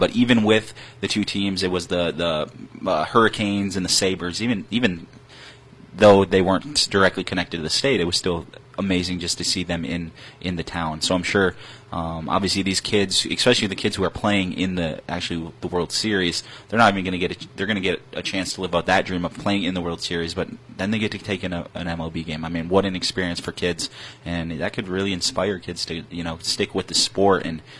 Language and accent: English; Michigan, United States; I'm from Michigan